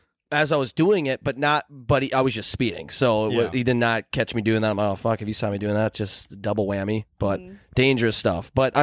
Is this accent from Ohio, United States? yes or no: no; Wisconsin, United States; I'm from Wisconsin, so let me.